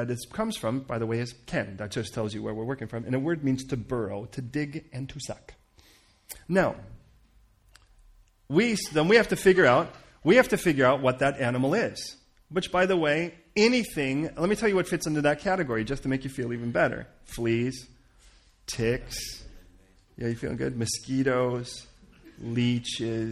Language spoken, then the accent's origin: English; California, United States; I'm from California